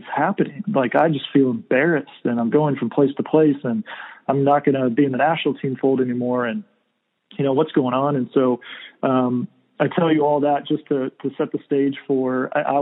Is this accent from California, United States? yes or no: yes; California, United States; moved away as an adult; I'm from California